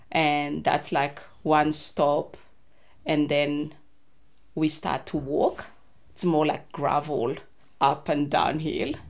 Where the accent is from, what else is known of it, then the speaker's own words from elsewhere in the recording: Madagascar; English is a second language; moved away as an adult; also born or lived in Antananarivo, Madagascar; now in Hobart, Australia; I grew up in Madagascar